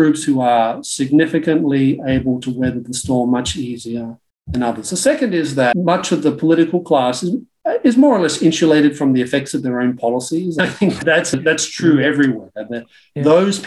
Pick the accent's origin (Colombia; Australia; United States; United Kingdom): Australia; growing up in Australia in the 1970s